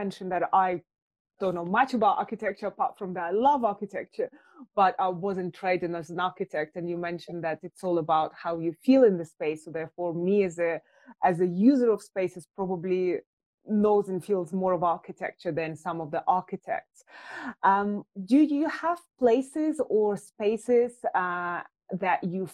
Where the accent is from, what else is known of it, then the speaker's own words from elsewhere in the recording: Russia; now in London, United Kingdom; I was born in Russia, I live in London